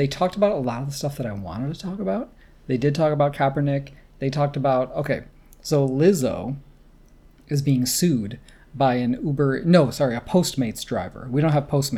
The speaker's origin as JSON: {"language": "English", "country": "United States", "tie": "born or raised there", "said": "I grew up in the States"}